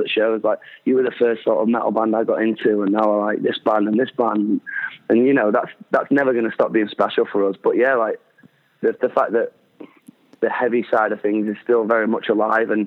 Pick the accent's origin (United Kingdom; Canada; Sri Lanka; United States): United Kingdom; Doncaster, Yorkshire and the Humber; I put shows on in my hometown where I grew up